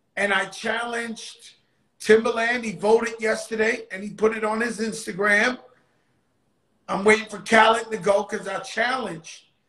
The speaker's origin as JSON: {"language": "English", "town": "New York City", "region": "New York", "country": "United States", "said": "I come from the Bronx, I come from the projects"}